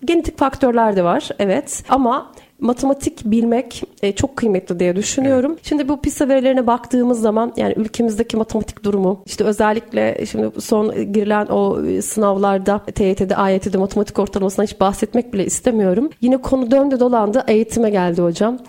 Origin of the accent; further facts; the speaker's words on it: Erzurum, Turkey; Bir Erzurumlu olarak